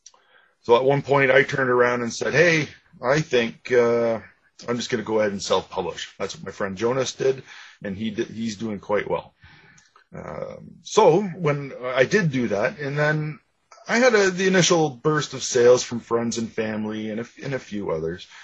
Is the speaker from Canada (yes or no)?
yes; Ajax, Ontario, Canada; I grew up in Ajax, just east of Toronto in Ontario